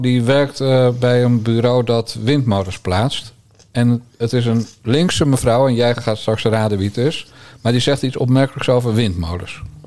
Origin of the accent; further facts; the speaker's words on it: Bergambacht, South Holland, Netherlands; ik ben een timmermanszoon uit Bergambacht